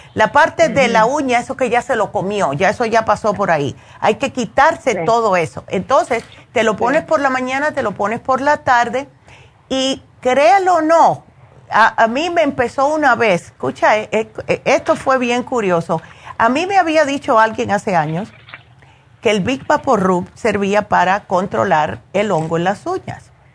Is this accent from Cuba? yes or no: yes; Cuba; como buena cubana